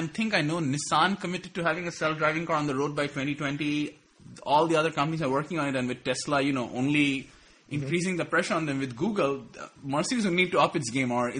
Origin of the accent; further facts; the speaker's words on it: India; I don't know if this is racist because I'm Indian too